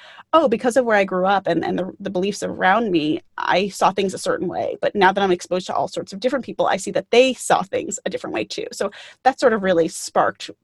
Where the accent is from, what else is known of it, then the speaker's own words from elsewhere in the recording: Great Neck, New York, United States; I grew up on Long Island, which is one of the suburbs outside of New York City, and grew up in a town called Greyneck